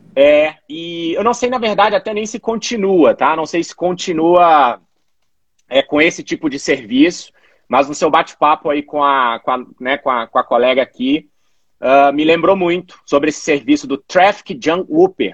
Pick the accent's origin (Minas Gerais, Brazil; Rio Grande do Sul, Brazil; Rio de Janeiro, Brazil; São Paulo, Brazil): Minas Gerais, Brazil; Belo Horizonte; moved away as an adult; also born or lived in Florianópolis; Eu sou natural de Belo Horizonte, estou em Belo Horizonte atualmente